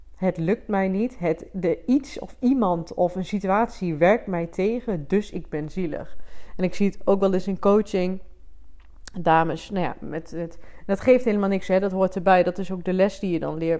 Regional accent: Twente, Overijssel, Netherlands; ik kom uit Twente. Ik doe mijn best om het niet te veel te laten horen. Ik ben wel trots op mijn roots.

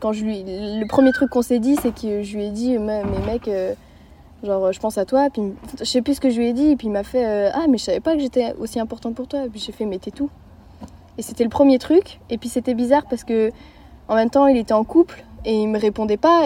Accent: Lannion, Brittany, France; j'ai 14 euh, ans, je suis de Lannion.

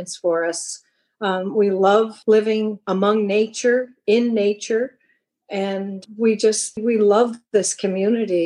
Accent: Liverpool, Nova Scotia, Canada; now in Brookfield, Canada; I was born and raised in Liverpool

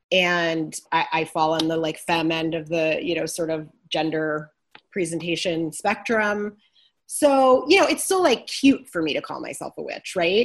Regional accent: Midwest, United States; I'm from the Midwest

